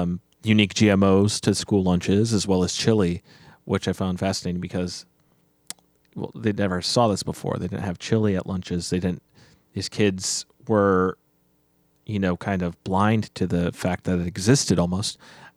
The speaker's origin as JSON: {"language": "English", "region": "Nebraska", "country": "United States", "tie": "born or raised there", "said": "Well, I grew up in Nebraska."}